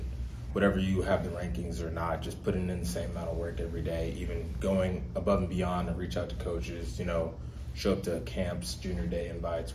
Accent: Houston, Texas, United States; I'm from Houston, Texas.

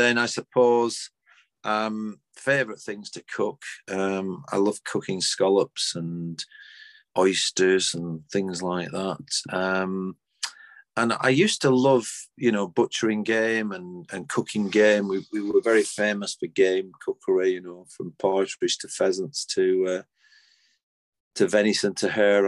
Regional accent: Clayton-le-Moors, North West England, United Kingdom; I was from Clayton the Moors, so we basically stayed put here

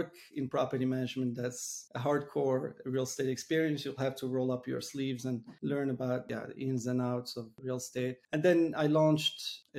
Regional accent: Morocco; moved away; also born or lived in Montreal; I was born and raised in Morocco. Eventually I've moved to Montreal

